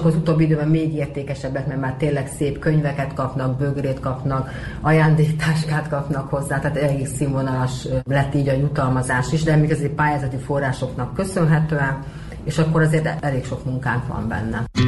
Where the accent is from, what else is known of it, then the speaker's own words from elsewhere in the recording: Mindszent, Csongrád-Csanád, Hungary; moved away as an adult; now in Bácsfeketehegy (Moravica), Serbia; én meg Vincentről származom, a mai Csongrád család vármegyében található, Tisza parti településről jöttem